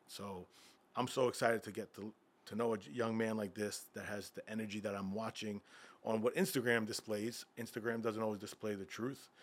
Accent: Freeport, New York, United States; also born or lived in Bethpage, New York / Caribbean; I grew up in Freeport, Long Island

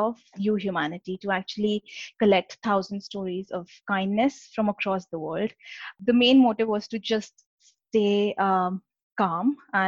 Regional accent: India; moved away as an adult; now in United Kingdom; I live in the UK and I was born and raised in India. I came to UK about 10 years ago for my undergraduate degree

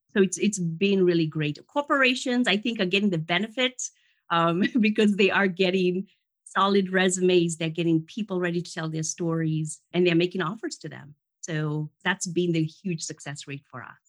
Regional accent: Kenya; now in United States; I lived in Kenya. I grew up in Kenya, and come from very humble beginnings there. And I came to the U.S.

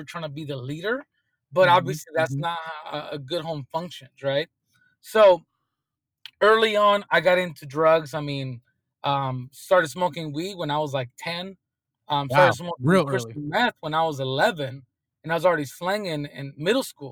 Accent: Oceanside, California, United States; born and raised in Southern California in Oceanside

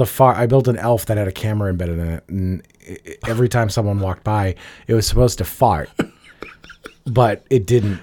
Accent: Revere, Massachusetts, United States; But I grew up in Revere. I grew up next door to Everett

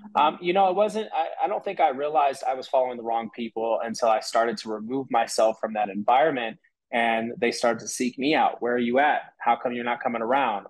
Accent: San Francisco, California, United States; growing up in San Francisco, like city lifestyle was a city lifestyle

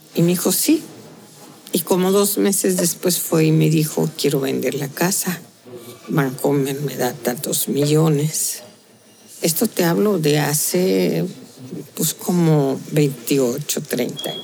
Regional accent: Tehuantepec, Oaxaca, Mexico; la otra de mi tierra, es tehuana

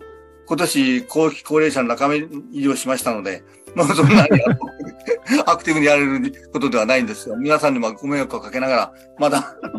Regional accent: Sasebo, Nagasaki, Japan; 私の地元が佐世保なもんです。

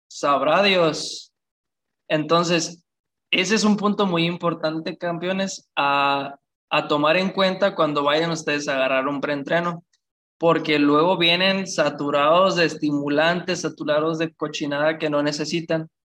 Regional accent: Apatzingán, Michoacán, Mexico; yo soy de Apatzingán, Michoacán, de Michoacán

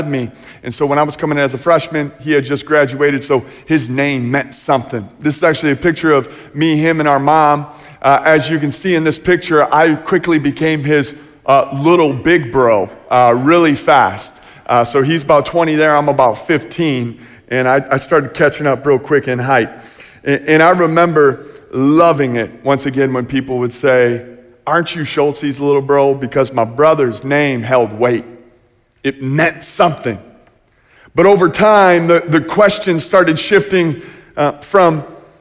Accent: just south of Chicago, Illinois, United States; now in Coopersville, United States; I grew up just south Chicago, about 45 minutes south.

